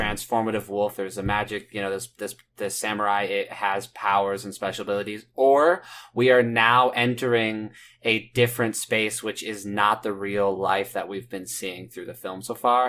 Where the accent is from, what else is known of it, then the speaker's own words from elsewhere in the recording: Indiana, United States; I'm from Nowheresville, Indiana